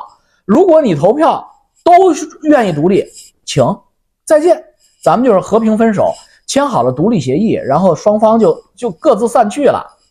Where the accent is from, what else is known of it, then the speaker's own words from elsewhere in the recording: Canada; 你是北京的，我是加拿大的